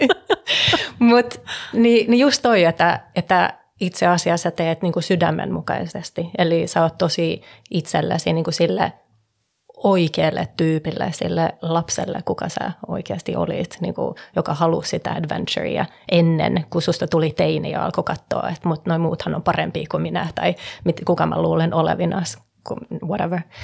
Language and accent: Finnish; Stockholm, Stockholm County, Sweden; moved away; also born or lived in Finland / California / Hong Kong; syntynyt Suomessa ja kasvanut Tukholmassa